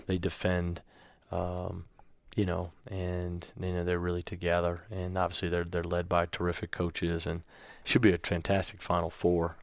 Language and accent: English; Virginia, United States; now in Georgia, United States; I grew up in Virginia, so I kind of always followed the A C C